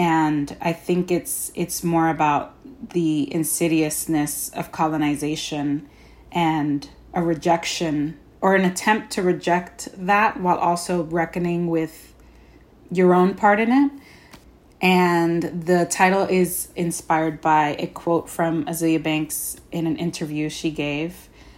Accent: Bushwick, New York, United States; I started writing the play in 2014, and I'm from Bushwick, and I was thinking and writing a lot about the gentrification of Bushwick at the time.

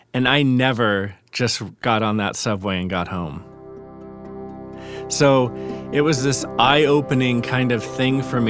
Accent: New York City, New York, United States; moved away as an adult; now in San Diego, United States; My growing up in New York was good

